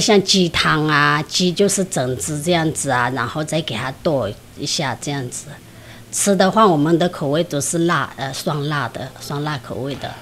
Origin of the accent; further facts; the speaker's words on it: Kunlong, Shan State, Myanmar; moved away as an adult; now in Shulin, Taiwan; 来自缅甸，巩龙